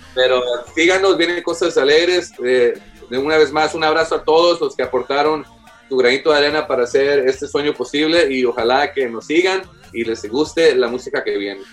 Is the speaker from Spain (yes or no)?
no; Houston, Texas, United States; somos de Houston